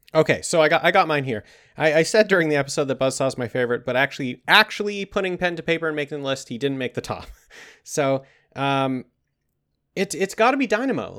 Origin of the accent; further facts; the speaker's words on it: Canada; we're Canadian boys